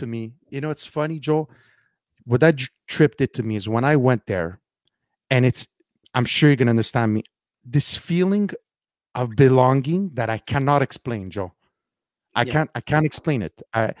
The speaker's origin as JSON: {"language": "English", "town": "Cattolica Eraclea", "region": "Sicily", "country": "Italy", "tie": "born or raised there", "moved": "yes", "lives_now": "Montreal, Canada", "said": "She loved my small little hometown. For those of you who don't know, I'm from Cattolica Ereclea."}